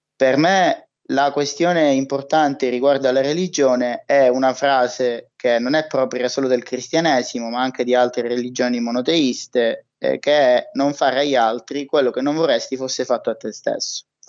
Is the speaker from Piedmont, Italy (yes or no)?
no; Palermo, Sicily, Italy; moved away; also born or lived in Trento; io sono palermitano